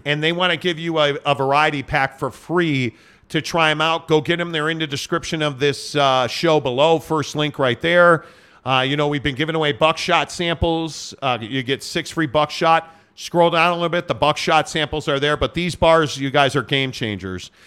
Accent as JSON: {"language": "English", "town": "Chicago", "region": "Illinois", "country": "United States", "said": "I'm from Chicago"}